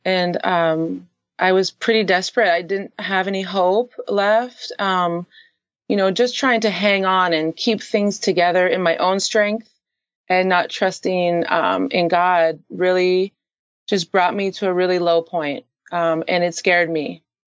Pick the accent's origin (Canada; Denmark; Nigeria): Canada; now in San Diego, United States; I currently live in San Diego, California. Um, I am actually Canadian.